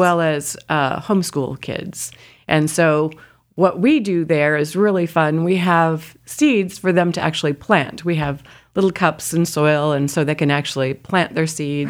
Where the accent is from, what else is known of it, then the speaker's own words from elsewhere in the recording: Indiana, United States; moved away as an adult; also born or lived in Colorado; I grew up in Indiana, and, uh, my parents both garden.